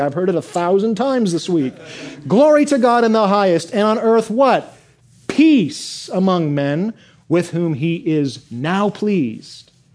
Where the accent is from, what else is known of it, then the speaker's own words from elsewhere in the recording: Michigan, United States; I grew up in Michigan